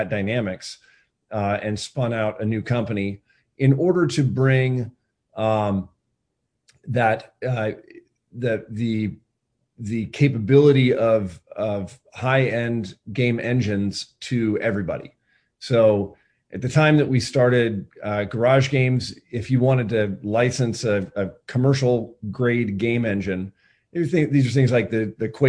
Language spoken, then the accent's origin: English; Eugene, Oregon, United States; also born or lived in Berkeley; moved back actually to my hometown of Eugene, Oregon